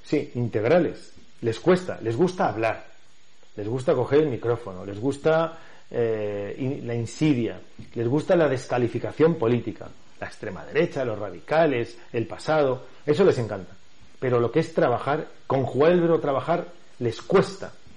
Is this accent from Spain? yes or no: yes; Valencia, Valencian Community, Spain; soy de Valencia, he nacido en Valencia ciudad, me he desarrollado en Valencia ciudad toda mi vida